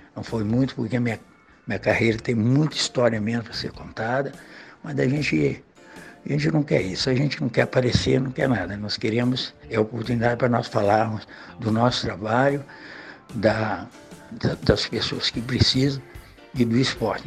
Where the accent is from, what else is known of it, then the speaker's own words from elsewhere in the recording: Uruguaiana, Rio Grande do Sul, Brazil; now in Cabo Frio, Brazil; Sou gaúcho, né? Eu sou de Uruguaiana, eu rodei muito, né? lá do Rio Grande do Sul, nasci lá.